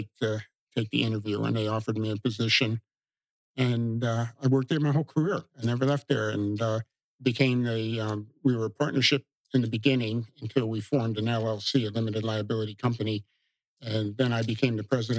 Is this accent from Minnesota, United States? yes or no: no; Napanoch, New York, United States; moved away as an adult; also born or lived in Boston, Massachusetts; now in Pine Island, United States; I was born and raised in the Casco Mountains in New York, a little paper mill town called Napanock, about 700 people